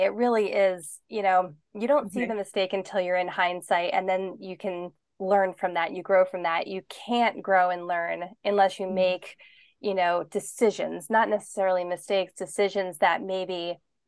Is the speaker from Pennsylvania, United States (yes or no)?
yes; Pennsylvania, United States; moved away as an adult; I grew up in Pennsylvania and I was always there with my family. Like, I never moved away from home